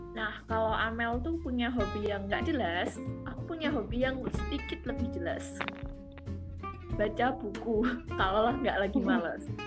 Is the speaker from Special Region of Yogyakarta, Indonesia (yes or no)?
yes; Yogyakarta, Special Region of Yogyakarta, Indonesia; moved away as an adult; now in Semarang, Indonesia; Aku berasal dari kota Gudeg atau kota belajar yaitu Jogja